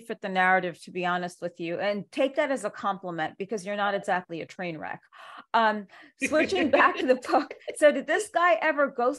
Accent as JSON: {"language": "English", "town": "New York City", "region": "New York", "country": "United States", "tie": "born or raised there", "said": "I grew up in New York City"}